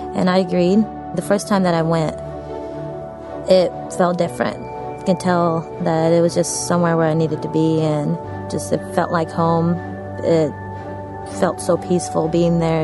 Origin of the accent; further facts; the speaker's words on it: Texas, United States; also born or lived in Kabul, Afghanistan / India; I'm originally from Afghanistan. I was born there, uh, born in Kabul, Afghanistan, moved out of there when I was 18 months old, lived in India for about five years, and moved down to Texas after